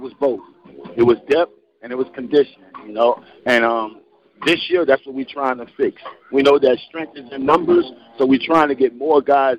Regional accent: New Orleans, Louisiana, United States; I'm from New Orleans, Louisiana. I've been coaching nearly over 20 years.

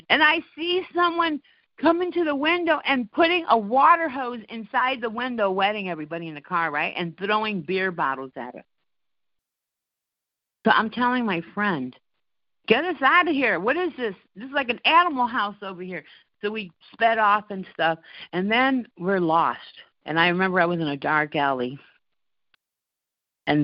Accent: East Chicago, Indiana, United States; also born or lived in New York; I grew up in East Chicago, and the housing project

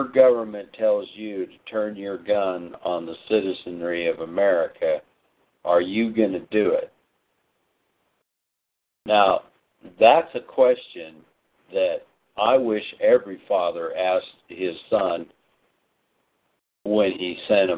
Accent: United States; as Americans

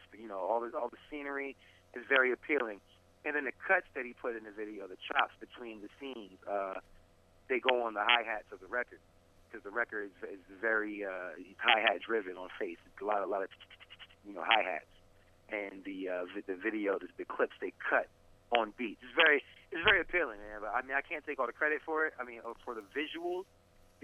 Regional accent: New Jersey, United States; I'm an MC from New Jersey

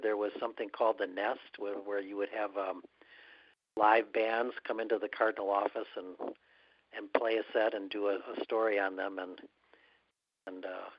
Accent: Green Bay, Wisconsin, United States; also born or lived in Madison; I was born in Green Bay, went to UW Green Bay for my first 2 years of college, where just for a brief time I was on the UW Green Bay's first soccer team

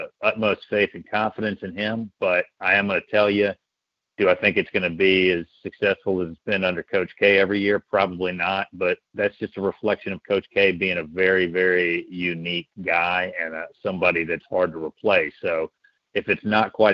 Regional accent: South Carolina, United States; my home state of South Carolina

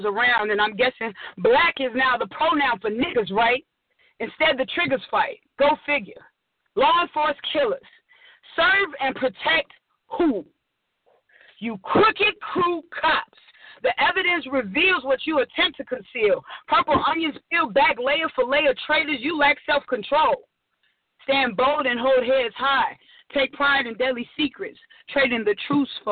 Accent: Chicago, Illinois, United States; I am from Chicago, the south side of Chicago

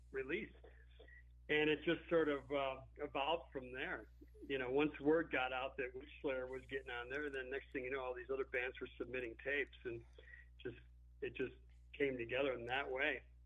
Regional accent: Chicago, Illinois, United States; we were just a bunch of Chicago guys

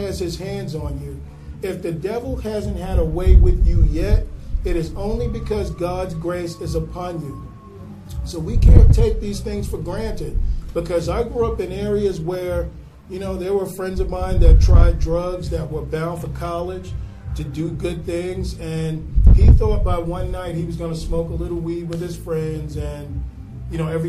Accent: New York City, New York, United States; growing up in Brooklyn

